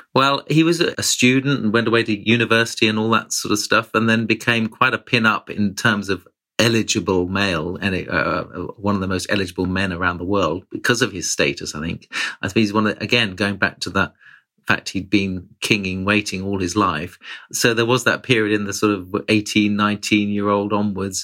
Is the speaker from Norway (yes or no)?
no; United Kingdom; I, as a Brit